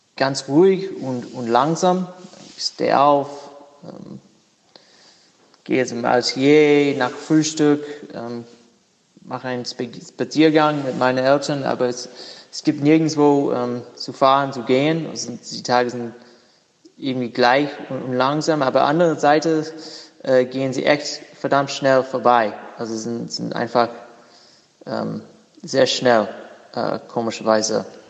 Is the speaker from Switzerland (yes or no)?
no; Durham, North Carolina, United States; German is a second language; ich habe ein Atelier in meiner Heimat, äh, Durham, North Carolina